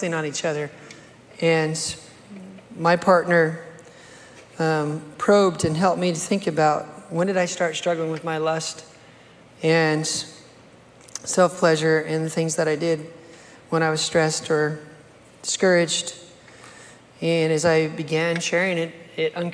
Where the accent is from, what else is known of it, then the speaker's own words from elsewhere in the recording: United States; I grew up here in America